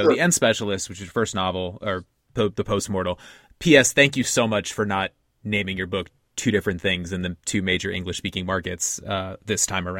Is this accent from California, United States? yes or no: yes; California, United States; I grew up in California.